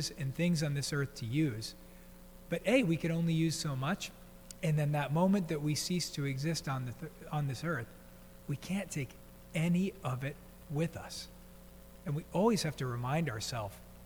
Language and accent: English; East Coast, United States; moved away; growing up on the East Coast, I think by the time I was 10 years old, I had been to 10 funerals